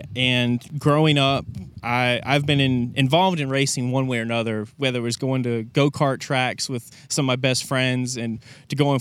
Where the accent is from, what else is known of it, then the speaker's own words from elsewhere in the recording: Kernersville, North Carolina, United States; I grew up in Kernersville, North Carolina